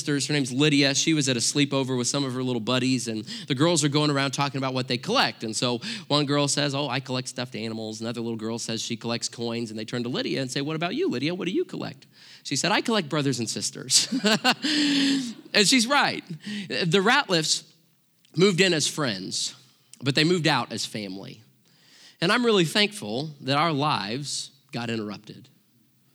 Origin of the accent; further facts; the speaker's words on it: Joplin, Missouri, United States; I grew up in Southwest Missouri, right in the heart of Tornado Alley